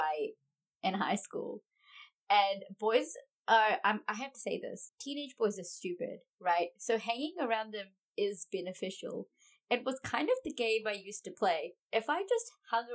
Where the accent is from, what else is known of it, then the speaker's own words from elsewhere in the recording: New Zealand; we're from New Zealand